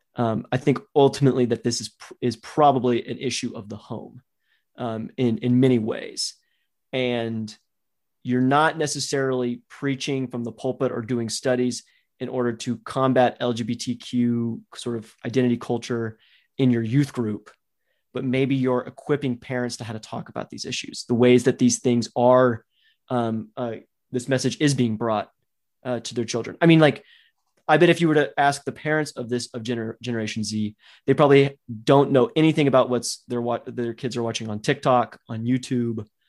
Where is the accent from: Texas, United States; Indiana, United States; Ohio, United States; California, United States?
Texas, United States; I grew up in Texas